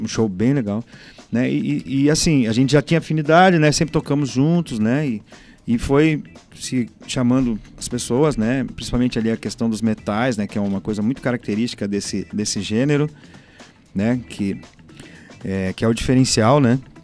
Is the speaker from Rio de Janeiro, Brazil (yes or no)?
no; Curitiba, Paraná, Brazil; Eu sou do Boqueirão. Lá sempre teve muito samba, muito pagode. Eu comecei lá